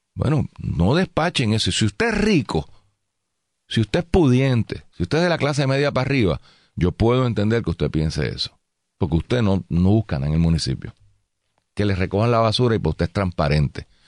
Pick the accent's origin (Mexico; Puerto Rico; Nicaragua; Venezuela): Puerto Rico; San Juan; venimos vivimos en San Juan, somos de San Juan